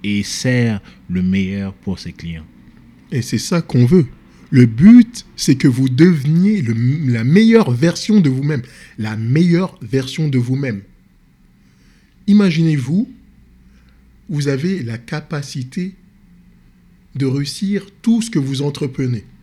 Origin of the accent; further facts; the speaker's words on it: France; Je suis d'origine sénégalaise. Je suis né en France, grandi en France. Dans les banlieue